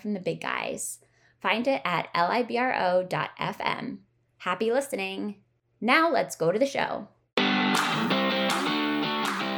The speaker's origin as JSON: {"language": "English", "town": "Philadelphia", "region": "Pennsylvania", "country": "United States", "moved": "yes", "said": "So I am from Philly. My dad grew up in Philly. I live in Philly now. I have not always been in Philly"}